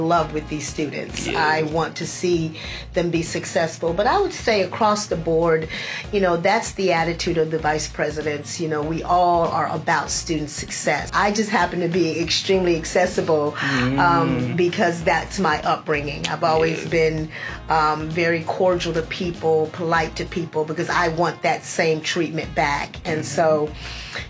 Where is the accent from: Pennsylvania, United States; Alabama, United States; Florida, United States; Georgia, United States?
Pennsylvania, United States; Philadelphia; moved away; also born or lived in Virginia; I'm from Philadelphia